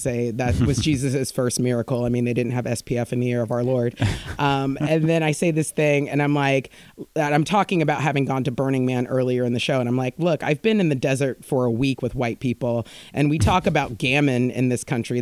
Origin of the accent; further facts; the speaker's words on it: United States; moved away as an adult; now in United Kingdom; being American here